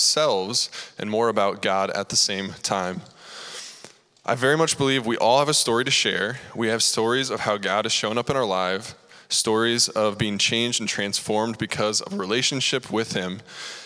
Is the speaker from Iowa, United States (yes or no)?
yes; Cedar Falls, Iowa, United States; I grew up right here in Cedar Falls